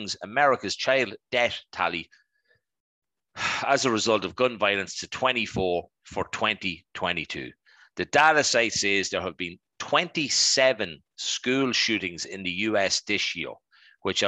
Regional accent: Dundalk, Leinster, Ireland; we're from Dundalk, obviously we know people

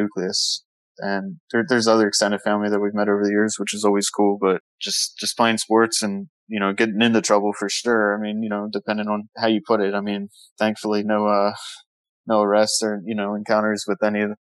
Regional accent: Baltimore, Maryland, United States; moved away as an adult; also born or lived in San Antonio, Texas; now in West Palm Beach, United States; Originally from Baltimore, Maryland, and then lived there for my first 23 years

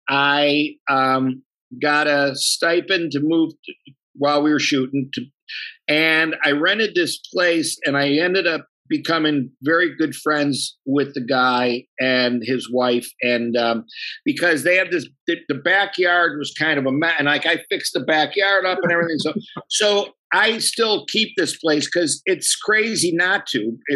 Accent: Buffalo, New York, United States; But if you really want to know my all-time favorite, I'm from the South Side, and there's chicken wings from a joint called Smitty's. That's what I was raised

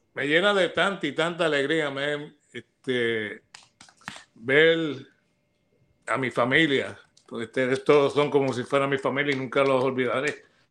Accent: Arecibo, Puerto Rico; also born or lived in United States; en el pueblo donde yo nací, pero yo salí de ahí este, a los cinco años para Estados Unidos. Regreso a Recibo a la edad de diez años.

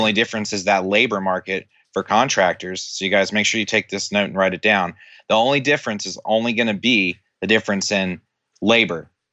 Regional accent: Tennessee, United States

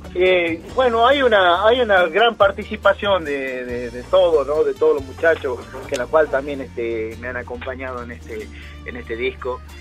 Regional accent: Salta, Argentina; moved away as an adult; now in Comodoro Rivadavia, Argentina; sé que soy salteño, pero vivo acá hace ya siete años que estoy aquí en la Patagonia

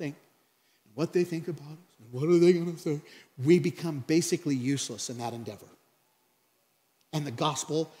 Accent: Craig, Colorado, United States; from Craig, Colorado.

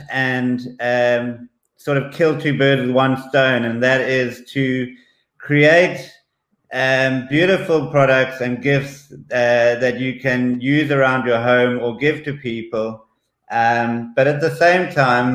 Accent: South Africa; also born or lived in Zambia; I was born in Zambia, and we moved to South Africa at an early age.

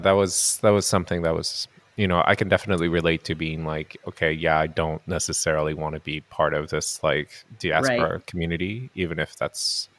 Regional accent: Japan; now in Montreal, Canada; I'm a first generation immigrant. I grew up in Japan. I moved to North America.

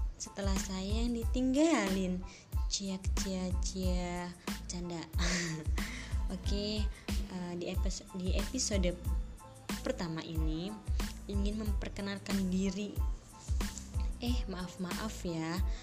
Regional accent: Serang, Banten, Indonesia; moved away as an adult; now in Tunisia; Lahir di Serang, dua puluh enam April dua ribu

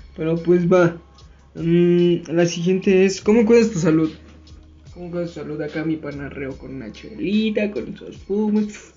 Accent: Mexico; Aquí en México

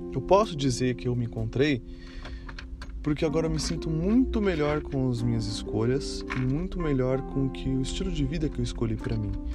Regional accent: Brazil; moved away as an adult; me levou a sair do Brasil de maneira definitiva

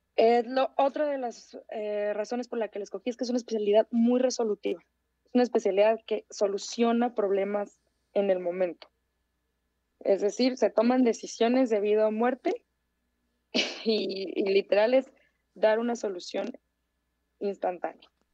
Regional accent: Tijuana, Baja California, Mexico; moved away as an adult; now in Mexico City, Mexico; yo, por ejemplo, soy de, de Tijuana, y, que yo me fui a vivir a la Ciudad de México

